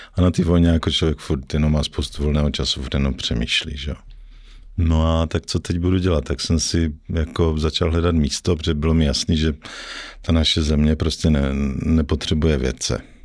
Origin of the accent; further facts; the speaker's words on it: Ostrava, Moravian-Silesian Region, Czechia; moved away as an adult; now in Prague, Czech Republic; já jsem z Ostravy jako původem